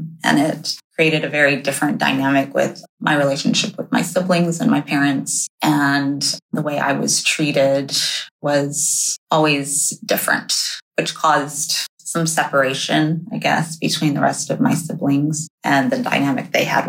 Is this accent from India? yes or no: no; Japan; also born or lived in China; I was only in China for 6 months when they moved to Japan. So first memories all there